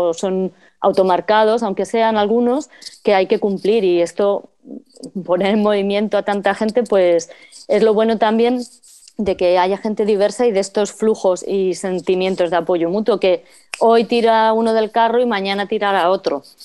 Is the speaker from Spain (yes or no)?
yes; Getafe, Community of Madrid, Spain; moved away; la red de, apoyo vecinal de Getafe, que es de donde yo vengo. Eh, mm. bueno, yo no colaboré porque ya no vivo allí